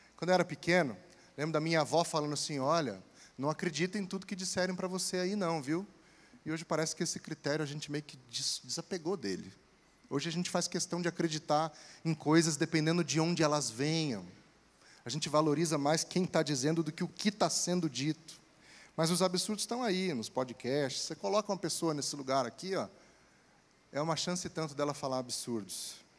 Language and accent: Portuguese; interior of Espírito Santo, Brazil; moved away; Lá no interior do Espírito Santo, de onde eu vim